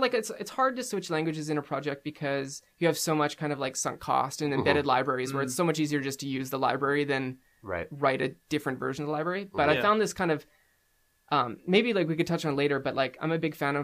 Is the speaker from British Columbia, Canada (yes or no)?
yes; Abbotsford, British Columbia, Canada; recently Abbotsford, mm-hmm. Where I grew up.